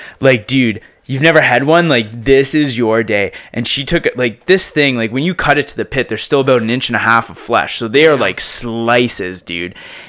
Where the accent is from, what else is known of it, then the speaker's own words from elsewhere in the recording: Prince Edward Island, Canada; Prince Edward Island, man.